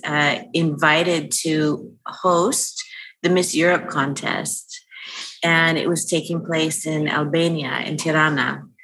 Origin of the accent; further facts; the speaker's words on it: California, United States; I grew up here in California